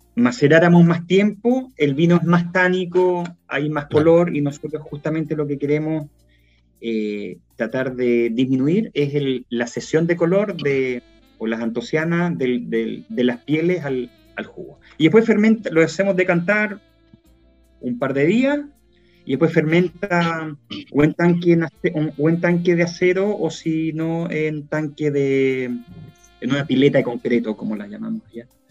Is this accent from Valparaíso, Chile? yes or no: yes; Quillota, Valparaíso, Chile; also born or lived in Viña del Mar; yo soy de Quillota, nací, nací en Viña, me crié en Quillota, estuve en el Colegio Marista de, Quillota hasta los 18 años